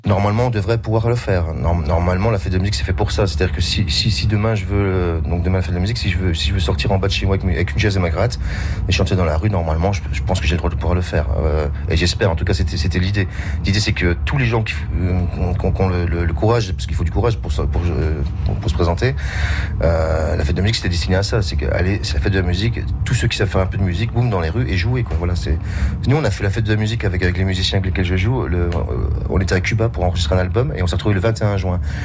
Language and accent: French; France; nous sommes français